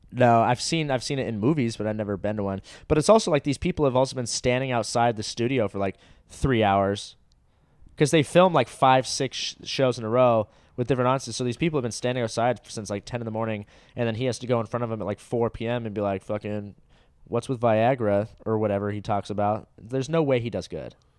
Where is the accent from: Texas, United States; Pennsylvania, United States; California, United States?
California, United States; Orange County; where I grew up in Orange County, g, my high school was